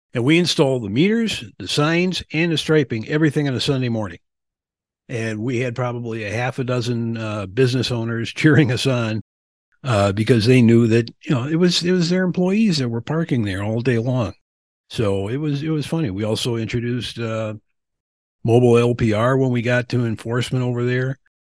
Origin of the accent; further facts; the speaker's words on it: Milwaukee, Wisconsin, United States; also born or lived in Springfield, Massachusetts / Albany, New York / Florida; now in Lansing, United States; I was born and raised in Milwaukee